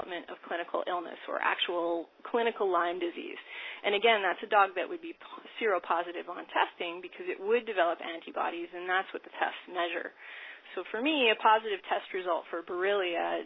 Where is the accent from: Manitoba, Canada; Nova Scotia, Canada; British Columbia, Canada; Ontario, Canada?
Manitoba, Canada; Winnipeg; moved away as an adult; also born or lived in Saskatoon / United States; I'm from Winnipeg originally